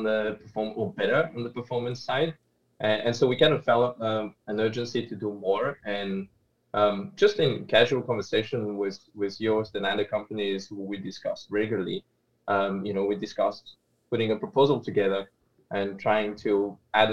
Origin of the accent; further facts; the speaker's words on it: Geneva, Switzerland; now in Zurich, Switzerland; I'm from Switzerland and originally from Geneva and now based in Zurich